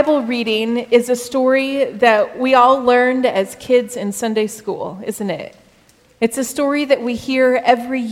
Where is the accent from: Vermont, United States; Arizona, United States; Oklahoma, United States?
Arizona, United States; I grew up in Arizona